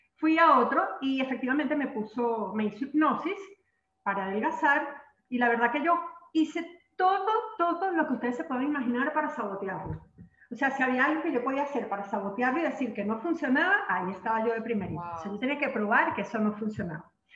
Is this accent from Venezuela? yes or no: yes; Venezuela; aquí en mi país, Venezuela